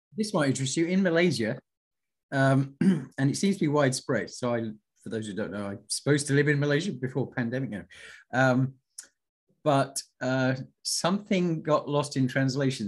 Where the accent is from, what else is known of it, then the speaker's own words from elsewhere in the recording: United Kingdom; I'm British